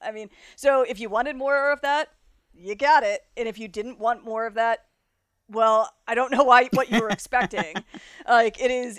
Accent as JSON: {"language": "English", "region": "Florida", "country": "United States", "accent": "South Florida", "lives_now": "Chicago, United States", "said": "So, but whenever I go down, my accent kind of comes up. I'm here in Chicago now, and people are like, \"Where are you from?\""}